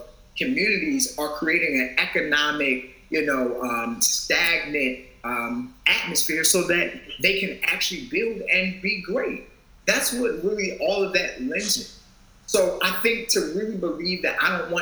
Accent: Baltimore, Maryland, United States; I'm from Baltimore

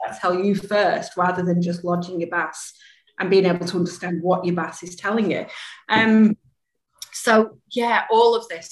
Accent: Manchester, North West England, United Kingdom; accent: English; moved away as an adult; now in Australia; originally from Manchester in the UK

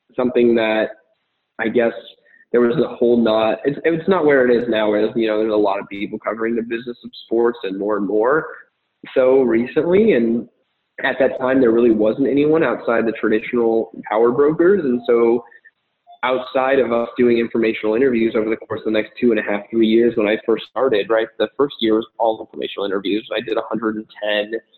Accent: Arizona, United States; moved away as an adult; also born or lived in Miami; I was born and raised in Arizona

